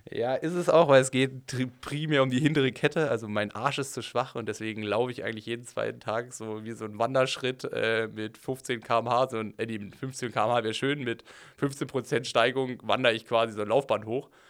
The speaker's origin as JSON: {"language": "German", "country": "Germany", "said": "als Deutscher"}